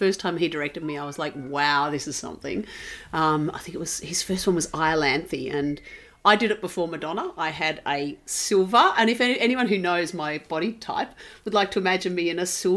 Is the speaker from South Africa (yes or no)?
no; Ballarat, Victoria, Australia; also born or lived in Melbourne; In Ballarat in Victoria